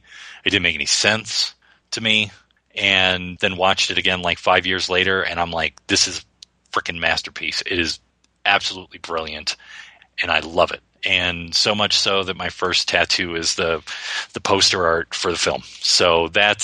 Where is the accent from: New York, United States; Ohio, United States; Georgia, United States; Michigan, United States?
Michigan, United States; Detroit; my hometown